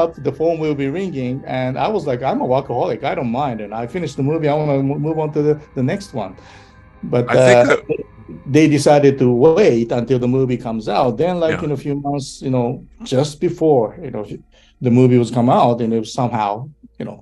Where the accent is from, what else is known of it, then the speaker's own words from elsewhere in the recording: Japan; English is a second language; moved away; also born or lived in Australia; I came all the way from Japan